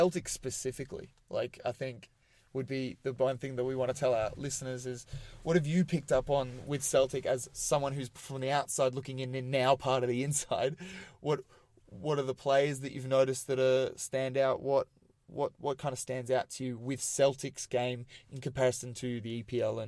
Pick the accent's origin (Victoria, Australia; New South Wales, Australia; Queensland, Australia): Victoria, Australia; Melbourne; growing up in Australia, like, we've... Aussie rules is the big game